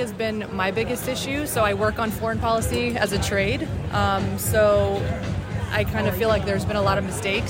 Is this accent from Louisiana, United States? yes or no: no; Washington, District of Columbia, United States; I'm from Washington, D.C.